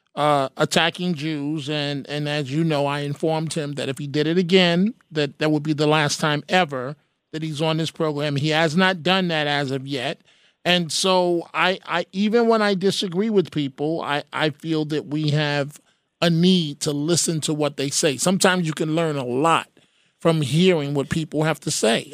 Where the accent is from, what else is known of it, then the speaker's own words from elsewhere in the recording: New York City, New York, United States; I grew up in the Bronx